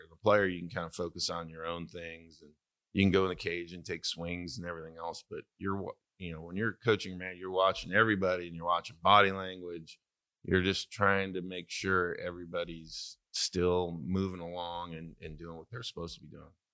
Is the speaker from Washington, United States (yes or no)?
no; Santa Maria, California, United States; moved away; tri-tip, which is from my hometown